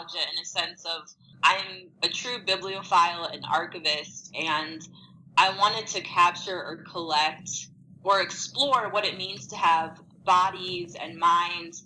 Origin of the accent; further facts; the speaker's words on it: St. Louis, Missouri, United States; I was born and raised in St. Louis, Missouri